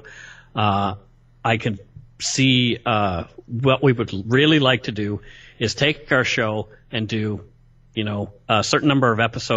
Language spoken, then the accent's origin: English; Canada; I'm a Canadian through and through.